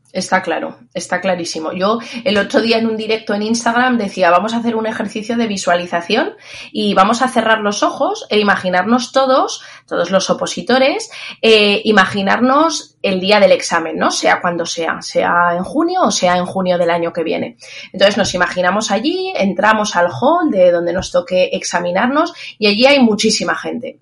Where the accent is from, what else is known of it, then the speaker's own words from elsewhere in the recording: Zaragoza, Aragon, Spain; also born or lived in Castilla-La Mancha; luego ya me vine a mi tierra, yo soy de Zaragoza